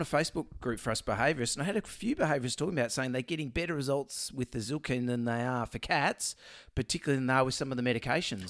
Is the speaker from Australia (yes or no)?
yes; Melbourne, Victoria, Australia; I'm from Melbourne.